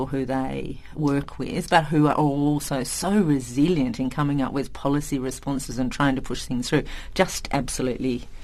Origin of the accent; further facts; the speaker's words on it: Tasmania, Australia; moved away as an adult; also born or lived in Indonesia; So I'm from Tasmania. So Tasmanians are kind of a funny breed in Australia because we're island people.